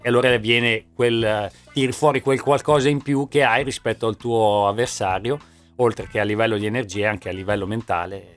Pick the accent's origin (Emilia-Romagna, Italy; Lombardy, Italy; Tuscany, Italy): Emilia-Romagna, Italy; Da buon romagnolo